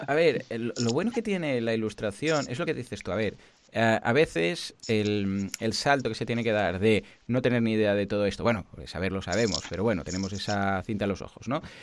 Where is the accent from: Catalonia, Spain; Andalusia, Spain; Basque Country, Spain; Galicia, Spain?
Catalonia, Spain; Mataró; also born or lived in Barcelona; yo soy de Mataró